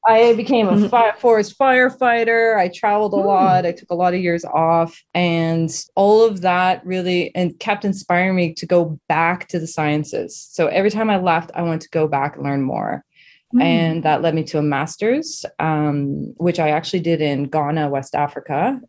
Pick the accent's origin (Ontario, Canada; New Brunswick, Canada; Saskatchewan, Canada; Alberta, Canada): New Brunswick, Canada; Saint John; now in Toronto, Canada; I'm born and raised in New Brunswick in the Maritimes